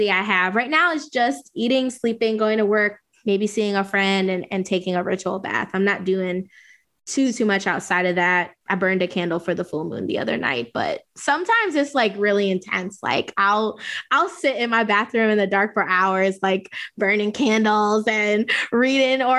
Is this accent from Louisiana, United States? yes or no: yes; Southern Louisiana, United States; I grew up in Southern Louisiana from, you know, Creole background